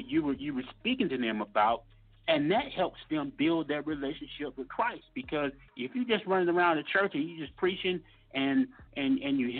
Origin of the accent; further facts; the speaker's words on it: Mississippi, United States; moved away as an adult; I grew up down in Mississippi, down south